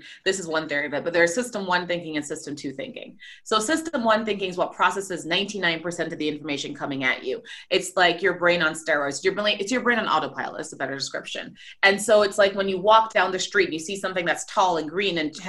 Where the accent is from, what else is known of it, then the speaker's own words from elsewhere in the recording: Jamaica; also born or lived in Trinidad and Tobago; now in United States; I grew up in a country that's 95% Black. I grew up in Jamaica. I also grew up in a country that's 30-30-30. It's a lot of mixed different in this season, Trinidad and Tobago.